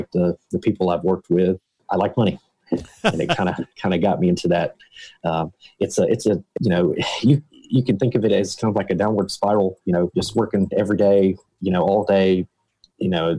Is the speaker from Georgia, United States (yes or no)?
yes; Harlem, Georgia, United States; also born or lived in Statesboro, Georgia; I was born and raised in Harlem